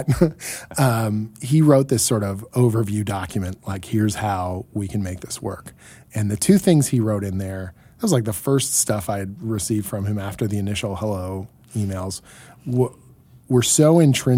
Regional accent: Canada; as the Canadian here

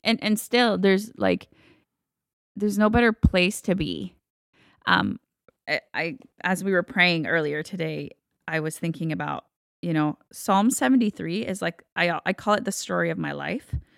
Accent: Texas, United States; also born or lived in Guatemala; I grew up in Texas

